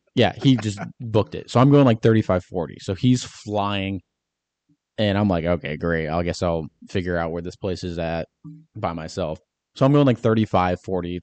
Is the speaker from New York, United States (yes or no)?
no; Michigan, United States; I'm from Michigan